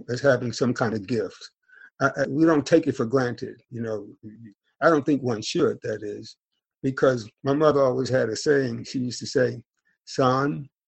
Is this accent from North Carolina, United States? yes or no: yes; North Carolina, United States; I'm a Southern gentleman. I'm from North Carolina, and I'm from a family of preachers